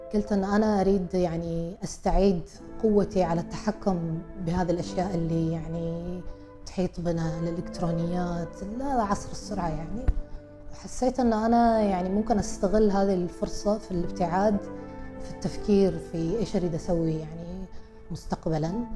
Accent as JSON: {"language": "Arabic", "country": "Oman", "said": "احنا عمانيين"}